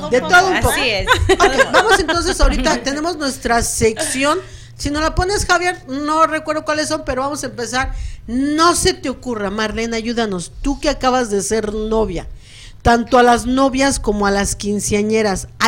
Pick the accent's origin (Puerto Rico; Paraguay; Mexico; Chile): Mexico; Ah, pues, porque eso, como buenos mexicanos, sí tiene que haber, no importa la región, tiene que haber